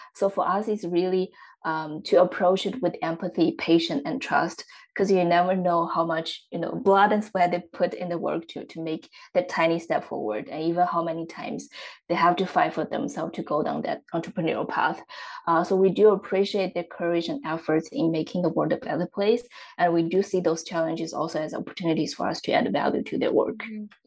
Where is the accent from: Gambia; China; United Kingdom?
China; Xiaogan, Hubei; moved away; I'm originally from China, uh, and my hometown is in the central part of the country. Uh, the city is called Xiaogan